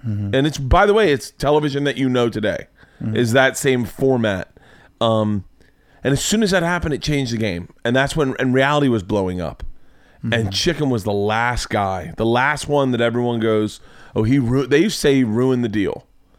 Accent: Florida, United States; I say bad, but I grew up in Florida.

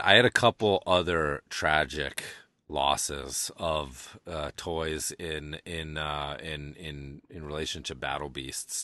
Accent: Amherst, Massachusetts, United States; UMass, where I grew up right outside of Amherst, where UMass is

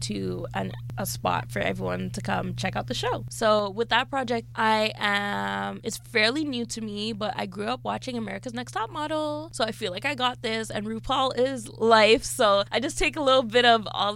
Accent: Toronto, Ontario, Canada; I am born and raised in Toronto and I've been here the 25 years

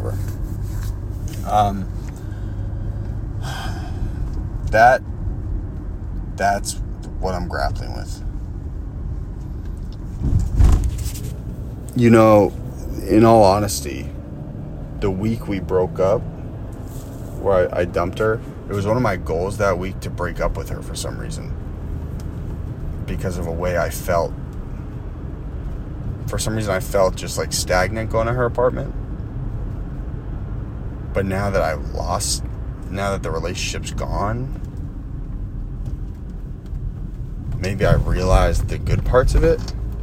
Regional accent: Boston, Massachusetts, United States; moved away; a group of people from my hometown

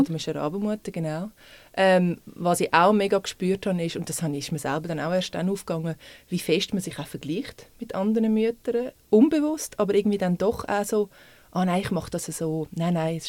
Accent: Zurich, Switzerland; moved away as an adult; now in Winterthur, Switzerland; ich bin eigentlich Stadtzürcher und jetzt wohne seit sechs Jahren in Winti, ungefähr

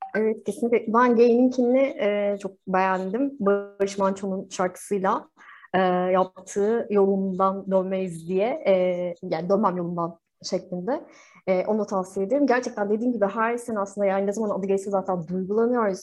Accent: Turkey; burada doğduk

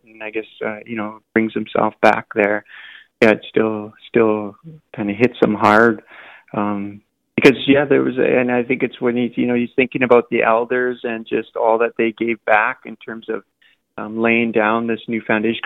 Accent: Haida Gwaii, British Columbia, Canada; also born or lived in Victoria; now in Vancouver, Canada; I grew up on Haida Gwaii

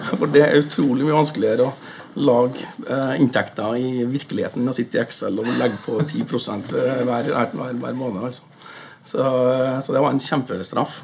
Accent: Fannrem, Trøndelag, Norway; also born or lived in Stranda; now in New York, United States; Jeg vokste opp i, i Orkdal, eller på Fannrem

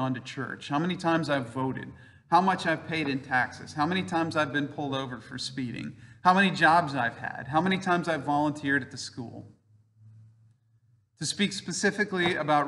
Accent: King of Prussia, Pennsylvania, United States; just a King of Prussian or just a Pennsylvanian.

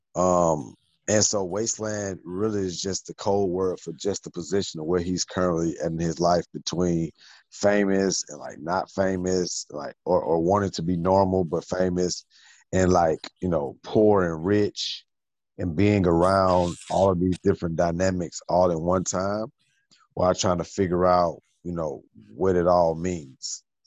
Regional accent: Atlanta, Georgia, United States; I'm from Atlanta

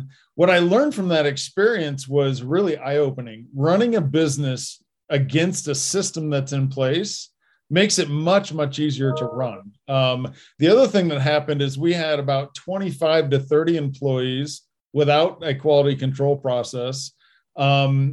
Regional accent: Indiana, United States; now in Colorado, United States; growing up in Indiana

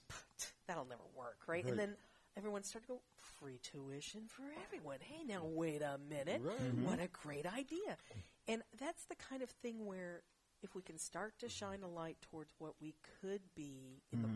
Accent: Champaign-Urbana, Illinois, United States; also born or lived in Seattle, Washington; now in San Francisco Bay Area, United States; I was born in Seattle, but I was raised in Central Illinois

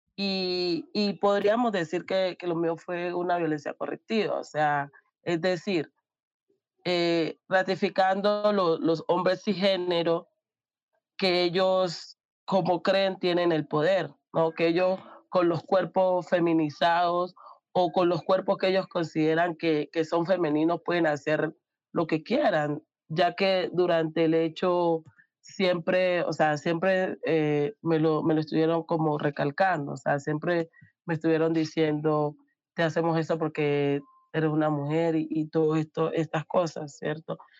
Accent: Amazonas, Colombia; Soy indígena del Amazonas

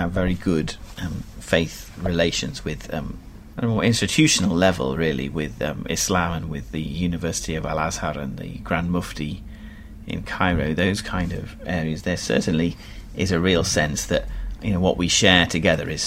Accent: England, United Kingdom; moved away as an adult; now in Egypt; as an Englishman

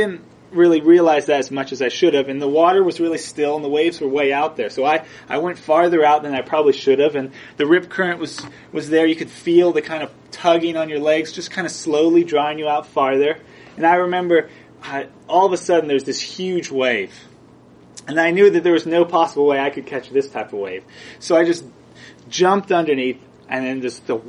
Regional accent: Southern California, United States; I grew up in Southern California

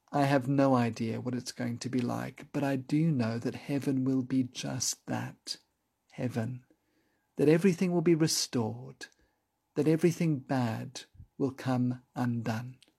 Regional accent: Johannesburg, Gauteng, South Africa; When I was growing up in Johannesburg as a child

